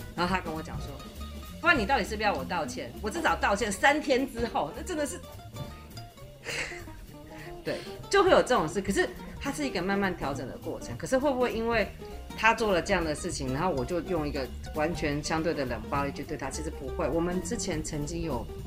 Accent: Taiwan; moved away as an adult; also born or lived in mainland China; 我在那个环境里面，我会被冠上我是台湾来的

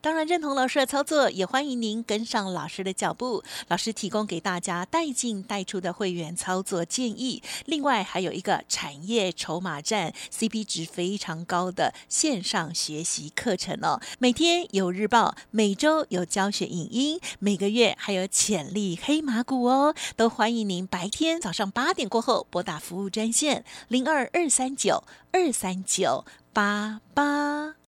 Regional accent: Taitung, Taitung County, Taiwan; 我是台东人

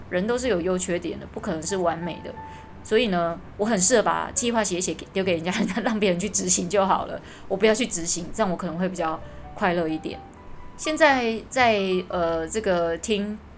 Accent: Taiwan; 我们台湾人的英文程度都不会太差

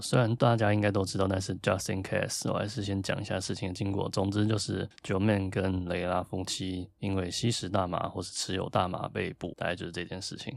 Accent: Taiwan; 我这种身为台湾人

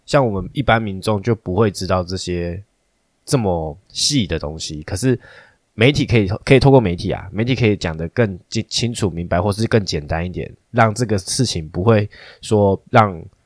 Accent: Taiwan; 我们台湾人很多人都奇怪的想法

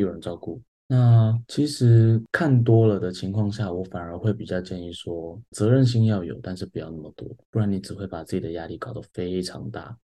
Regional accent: Taiwan; 我觉得是我们台湾人的心态

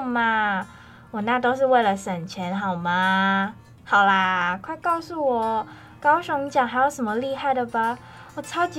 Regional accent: Malaysia; 在我的家乡马来西亚，虽然少有我了解到的光艺术，但是我们也有不同的街头艺术。让我觉得他们有在点亮马来西亚的各个城市

